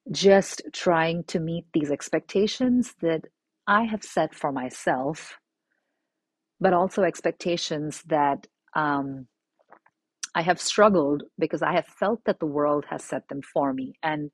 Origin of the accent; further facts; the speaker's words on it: India; also born or lived in Middle East; it was something I had never experienced growing up in India and in the Middle East.